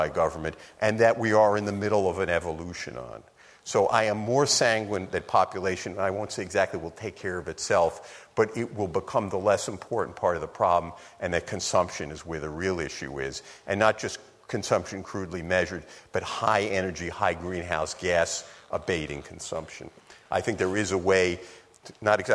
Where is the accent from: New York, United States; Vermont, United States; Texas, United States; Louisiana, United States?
New York, United States; New York City; when I was a kid growing up in New York City